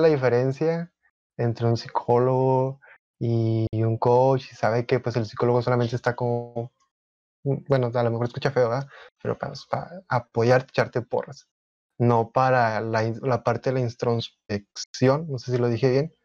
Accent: Monterrey, Nuevo León, Mexico; tengo 21 años, soy de Monterrey, Nuevo León

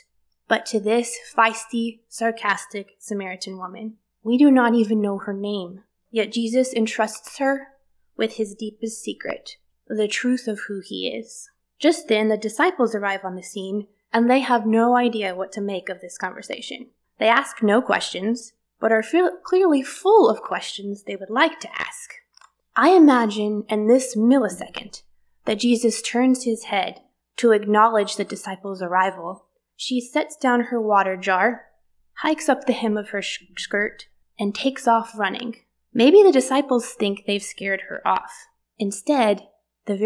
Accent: the South, United States; born and raised in the South

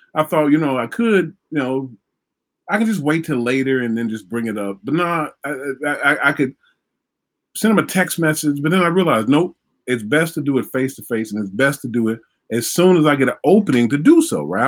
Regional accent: Vicksburg, Mississippi, United States; I grew up in Vicksburg, Mississippi.

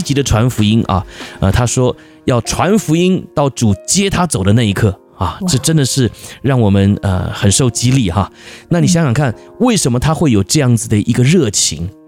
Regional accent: Taiwan; 我们台湾人

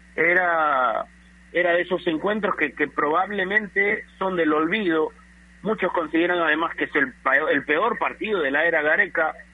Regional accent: Peru; nosotros nos merecemos mucho más como peruanos

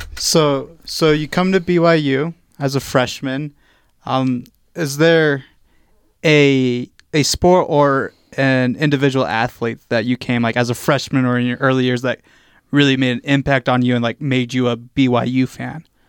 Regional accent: Virginia, United States; moved away; I grew up on the East Coast as well in Virginia

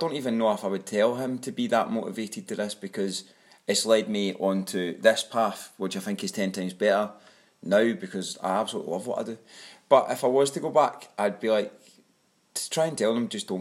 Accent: Glasgow, Scotland, United Kingdom; accent: broad; moved away as an adult; also born or lived in Jeddah, Saudi Arabia; now in Abu Dhabi, United Arab Emirates; I come from Glasgow in Scotland. I've got quite a broad accent

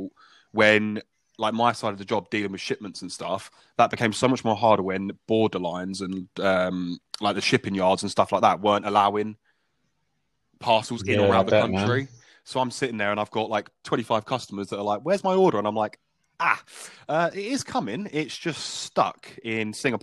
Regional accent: Essex, East of England, United Kingdom; where we're from Essex

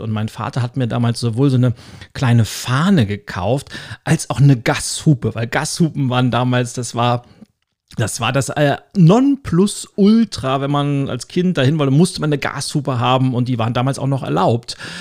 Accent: Lübeck, Schleswig-Holstein, Germany; ich komme ja aus der Hansestadt Lübeck

